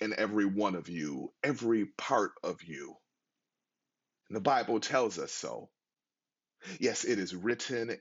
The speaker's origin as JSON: {"language": "English", "town": "Buffalo", "region": "New York", "country": "United States", "tie": "born or raised there", "moved": "yes", "said": "my hometown of Buffalo, New York"}